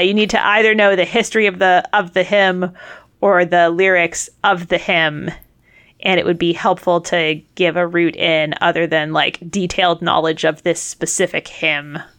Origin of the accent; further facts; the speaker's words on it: Massachusetts, United States; I'm from Massachusetts